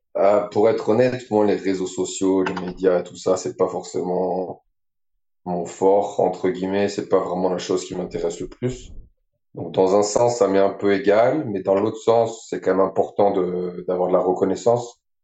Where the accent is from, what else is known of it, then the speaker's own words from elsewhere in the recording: France; moved away as an adult; je suis français, j'ai grandi ici. Et j'ai déménagé euh, de l'autre côté de la planète